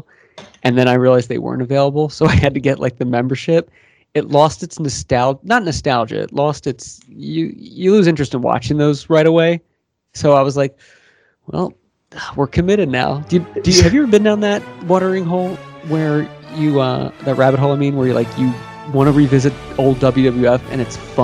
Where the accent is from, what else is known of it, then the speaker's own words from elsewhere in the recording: Philadelphia suburbs, Pennsylvania, United States; accent: Philadelphia; moved away as an adult; also born or lived in Los Angeles; I'm not from Philadelphia, really. Like I'm from the suburbs.